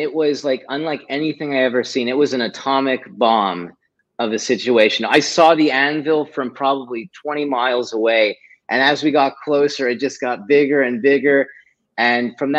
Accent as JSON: {"language": "English", "town": "Montreal", "region": "Quebec", "country": "Canada", "said": "I'm originally from Montreal"}